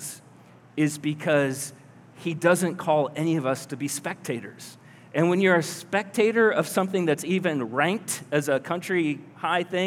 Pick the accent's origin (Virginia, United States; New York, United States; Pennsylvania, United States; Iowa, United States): Iowa, United States; Collins; moved away as an adult; also born or lived in Oklahoma City; I grew up in Collins.